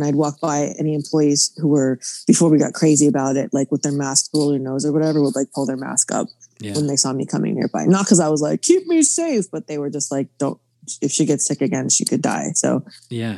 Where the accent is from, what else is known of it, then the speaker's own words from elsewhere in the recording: Florida, United States; I'm from Florida